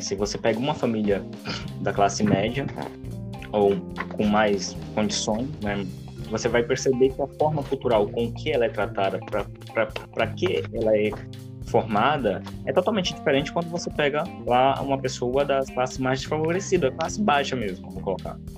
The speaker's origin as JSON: {"language": "Portuguese", "region": "Pará", "country": "Brazil", "moved": "yes", "lives_now": "Alta Floresta, Brazil", "said": "pessoas do norte do, do é, do Pará, como eu sou"}